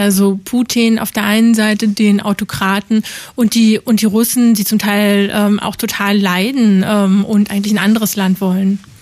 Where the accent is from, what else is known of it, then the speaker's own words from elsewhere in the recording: GDR, East Germany, Germany; Also ich bin in der DDR aufgewachsen.